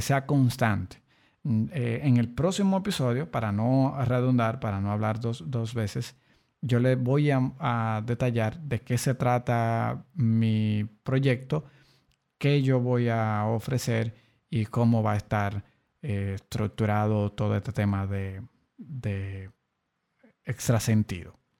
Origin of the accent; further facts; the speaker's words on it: Dominican Republic; aquí, en mi país, República Dominicana